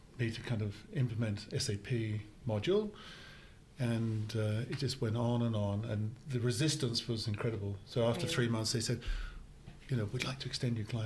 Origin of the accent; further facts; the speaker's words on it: London, United Kingdom; moved away as an adult; now in Australia; from London and been here number of years now